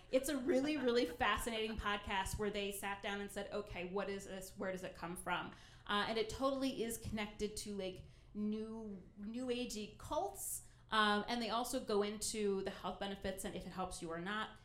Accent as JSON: {"language": "English", "region": "Ohio", "country": "United States", "tie": "born or raised there", "said": "my home state of Ohio"}